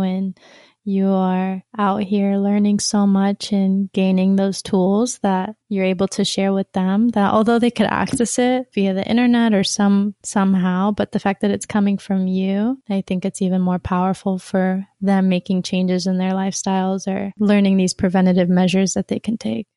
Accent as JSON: {"language": "English", "town": "Sacramento", "region": "California", "country": "United States", "tie": "born or raised there", "moved": "as an adult", "lives_now": "Utah, United States", "said": "I was born and raised in Sacramento, California"}